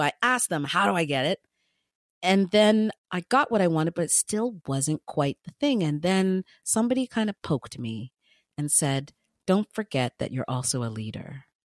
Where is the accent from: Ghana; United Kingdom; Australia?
Ghana; I am Ghanaian with Ghanaian parents. I was born in Ghana